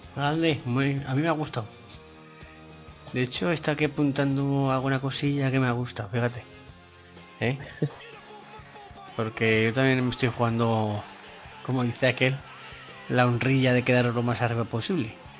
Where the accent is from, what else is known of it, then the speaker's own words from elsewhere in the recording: Aragon, Spain; soy de Aragón